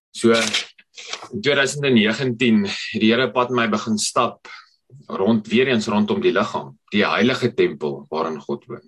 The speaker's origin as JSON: {"language": "Afrikaans", "town": "Potchefstroom", "region": "North West", "country": "South Africa", "tie": "born or raised there", "said": "ek kom van Potchefstroom af. My storie het begin daar in Potchefstroom."}